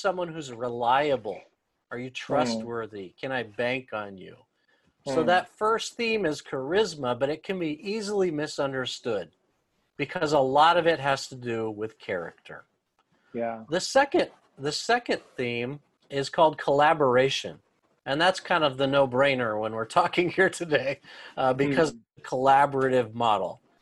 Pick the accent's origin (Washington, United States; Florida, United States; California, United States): California, United States; Los Angeles; moved away as an adult; now in Tokyo, Japan; I'm from Los Angeles.